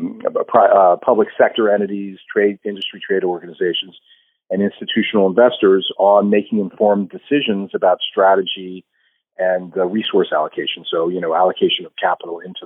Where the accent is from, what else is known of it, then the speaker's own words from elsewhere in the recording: New Jersey, United States; I grew up in New Jersey, about an hour south of New York